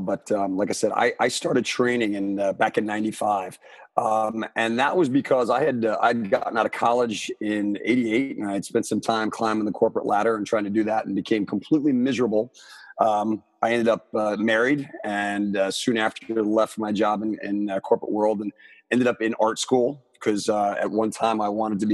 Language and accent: English; Armonk, New York, United States; my hometown, which is Armonk, New York, back in Westchester County